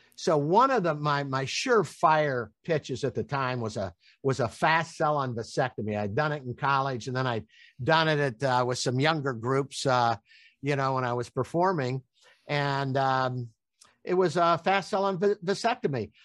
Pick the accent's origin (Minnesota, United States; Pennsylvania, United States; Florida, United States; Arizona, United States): Florida, United States; Tampa; I'm from Tampa, Florida.